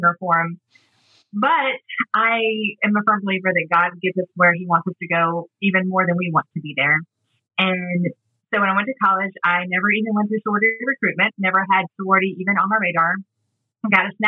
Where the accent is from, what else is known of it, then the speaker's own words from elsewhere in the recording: Atlanta, Georgia, United States; also born or lived in Mississippi; they evacuated to Atlanta, which is where I was born and raised